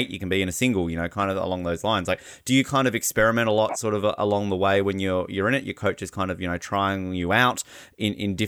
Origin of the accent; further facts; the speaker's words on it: Hobart, Tasmania, Australia; I'm from Hobart